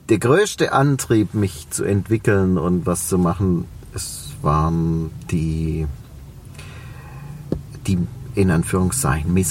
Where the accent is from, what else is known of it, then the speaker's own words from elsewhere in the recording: Reutlingen, Baden-Württemberg, Germany; accent: Swabian; man hört es an meinem Dialekt. Ich komme aus Reutlingen, aus, ja. dem, aus dem Schwäbischen